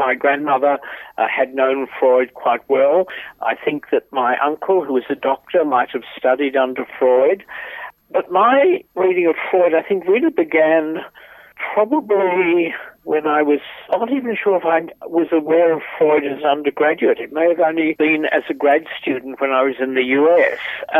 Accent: Hobart, Tasmania, Australia; also born or lived in Sydney / Melbourne; I grew up in Hobart in a period when having parents with European accents was strange. It was very, very different to Australia today. And Hobart, of course, had relatively very small, in fact, non-Anglo population.

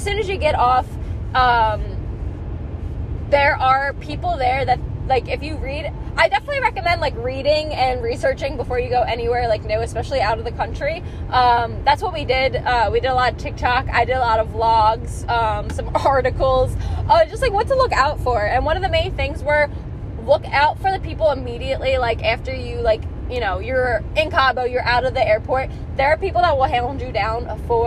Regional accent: East Coast, United States; we're from the East Coast

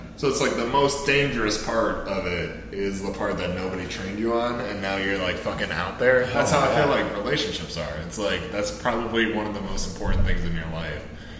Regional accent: Ohio, United States; when I was growing up in Ohio

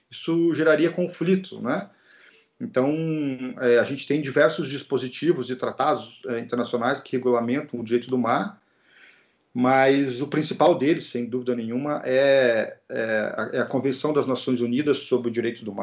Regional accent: Curitiba, Paraná, Brazil; eu sou natural de Curitiba, no Paraná, e eu queria morar na praia que eu surfava naquela época ainda

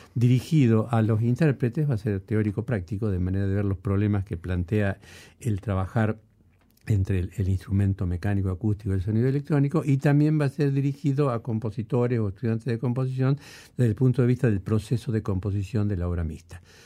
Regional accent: Rosario, Santa Fe, Argentina; primero yo pensé como músico rosarino, después pensé como músico argentino

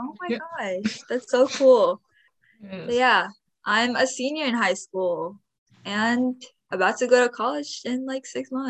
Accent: Bay Area, California, United States; I am actually 17 at the moment for the first episode that we're launching. And I am from the Bay Area, California.

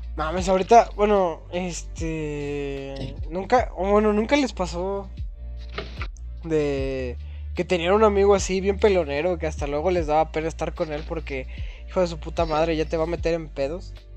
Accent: Mexico; como mexicano

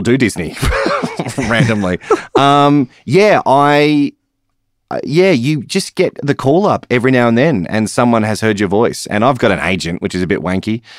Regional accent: Newcastle, New South Wales, Australia; moved away as an adult; also born or lived in Alice Springs; I was born in Newcastle

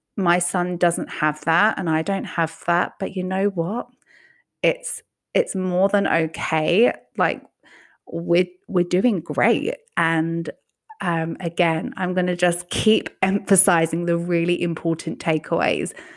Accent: England, United Kingdom; now in United States; growing up in England where healthcare was never something you just had to worry about

